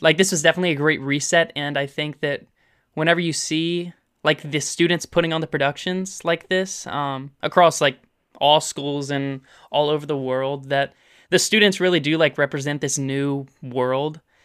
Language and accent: English; Olive Branch, Mississippi, United States; also born or lived in Memphis, Tennessee; we moved into Mississippi